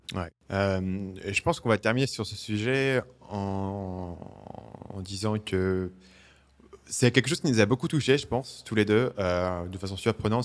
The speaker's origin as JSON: {"language": "French", "town": "Paris", "region": "Île-de-France", "country": "France", "tie": "born or raised there", "moved": "yes", "said": "j'ai grandi à Paris"}